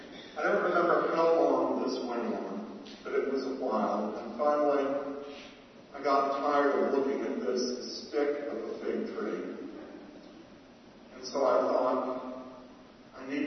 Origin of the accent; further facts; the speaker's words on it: Atlanta, Georgia, United States; moved away; having grown up in the South